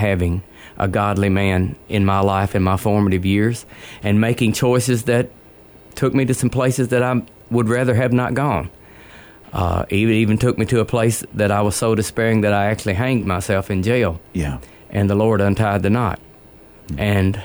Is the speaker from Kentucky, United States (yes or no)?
yes; Kentucky, United States; accent: elongated vowels; I am from Kentucky